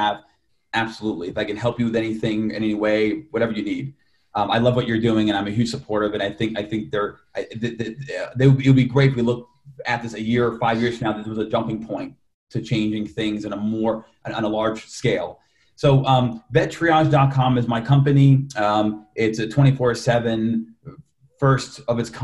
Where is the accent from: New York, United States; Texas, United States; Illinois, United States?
New York, United States; Yonkers; I was born in Yonkers, New York